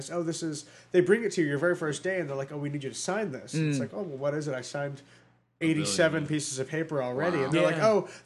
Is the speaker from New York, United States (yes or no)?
yes; Long Island, New York, United States; I grew up on Long Island.